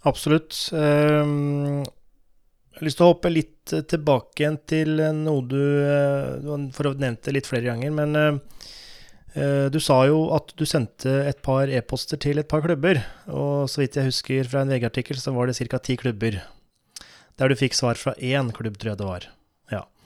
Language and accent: Norwegian; Norway; Er det fordi vi er nordmenn?